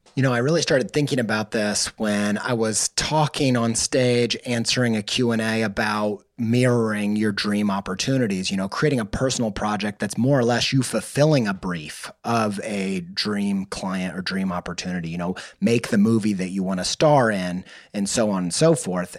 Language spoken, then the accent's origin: English; the Midwest Bible Belt, United States; I grew up in the in the Midwest Bible Belt